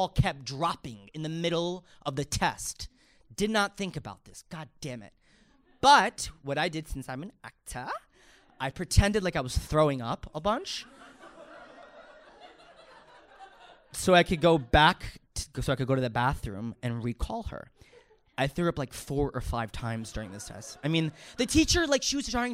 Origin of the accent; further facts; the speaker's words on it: New York, United States; I'm from New York